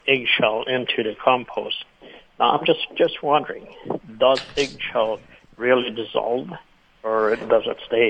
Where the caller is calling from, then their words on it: Altona, Manitoba, Canada; Close to Altona.